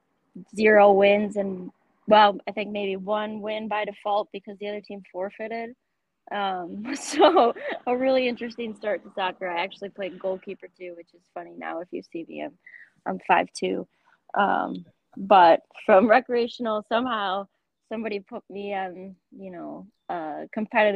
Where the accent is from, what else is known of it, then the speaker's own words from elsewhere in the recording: Milwaukee, Wisconsin, United States; I grew up in the Milwaukee area